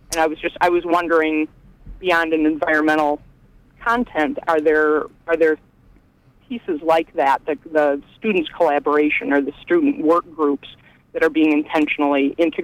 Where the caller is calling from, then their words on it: Belfast, Northern Ireland, United Kingdom; I'm calling from Belfast.